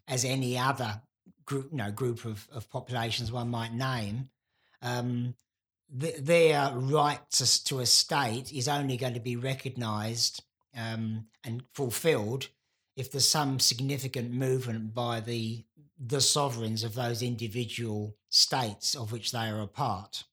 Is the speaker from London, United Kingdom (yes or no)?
yes; London, United Kingdom; the place I was born in London